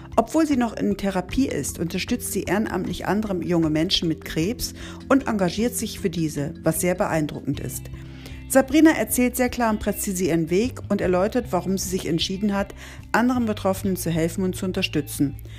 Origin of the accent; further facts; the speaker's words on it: Oldenburg, Lower Saxony, Germany; meiner Heimatstadt Oldenburg